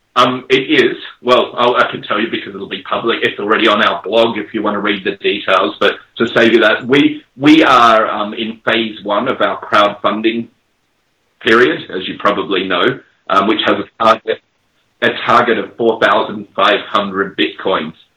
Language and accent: English; Australia; now in England, United Kingdom; I'm an Australian living in England